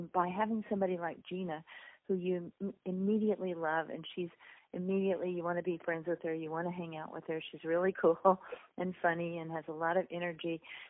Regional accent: South Texas, United States; I grew up on the Mexican border in South Texas, and I used to jump out the balcony of our farmhouse, swim across the river, and enter Mexico illegally, and then swim back.

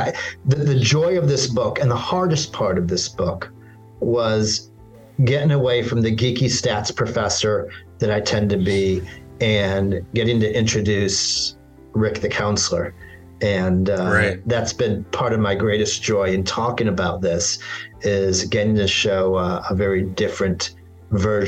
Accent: Little Rock, Arkansas, United States; I grew up as a Jew in the South. I grew up in Little Rock, Arkansas

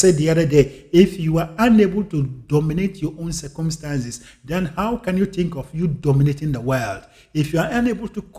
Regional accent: Ghana; moved away; I was born and I grew up in Africa, in Ghana

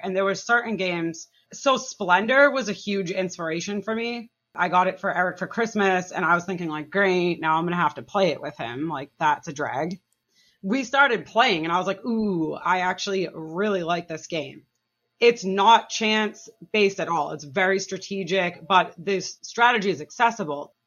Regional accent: Massachusetts, United States; now in New Hampshire, United States; I'm from Massachusetts originally

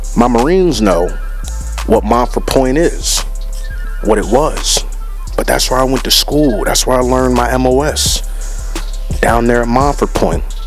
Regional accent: United States; I was born in America

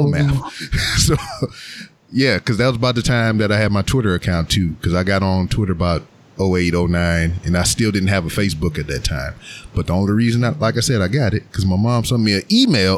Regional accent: Louisiana, United States; now in Houston, United States; I'm from Louisiana and they speak a whole bunch of Creole, like the older members of my family do.

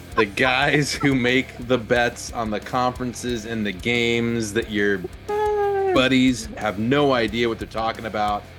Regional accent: Virginia, United States; I grew up in Virginia

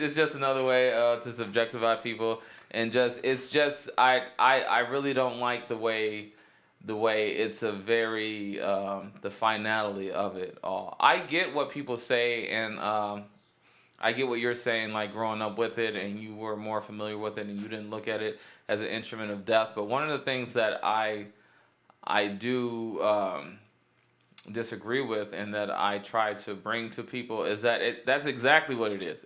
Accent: Cleveland, Ohio, United States; Cleveland, east side of Cleveland

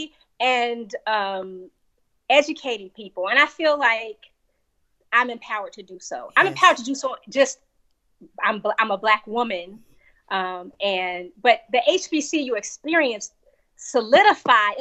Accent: Chicago, Illinois, United States; moved away as an adult; growing up in Chicago

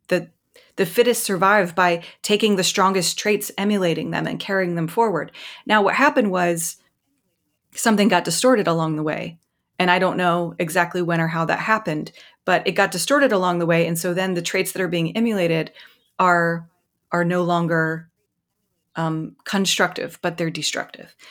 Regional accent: Mississippi, United States; moved away; I'm from Mississippi. I'm from the rural South.

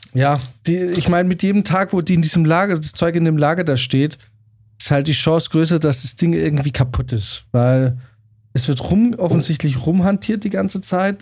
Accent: Germany; als äh, Deutscher

